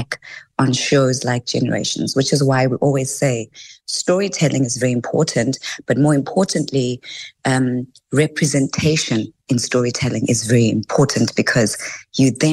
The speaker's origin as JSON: {"language": "English", "town": "Tembisa", "region": "Gauteng", "country": "South Africa", "said": "I'm from Tembisa, Mambisa"}